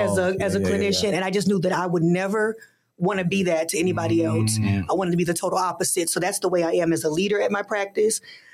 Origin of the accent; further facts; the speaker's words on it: Colorado, United States; You know, I'm from Colorado